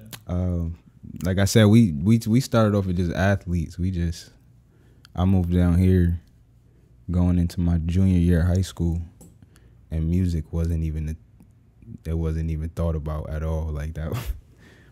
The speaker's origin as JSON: {"language": "English", "town": "New Haven", "region": "Connecticut", "country": "United States", "also_born_or_lived": "Mississippi", "moved": "yes", "said": "I'm from New Haven, Connecticut. More specifically, Fairside, Fairhaven"}